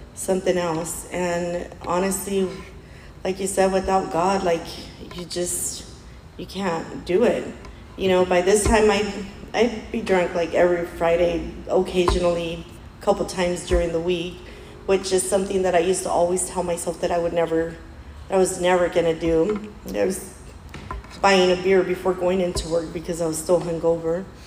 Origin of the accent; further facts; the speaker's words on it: Mexico; us Mexicans